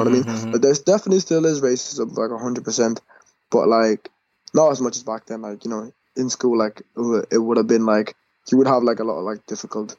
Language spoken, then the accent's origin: English; Ireland; also born or lived in Kuwait; I was born in Kuwait, and I moved to Ireland like in 2004, so around when I was like 5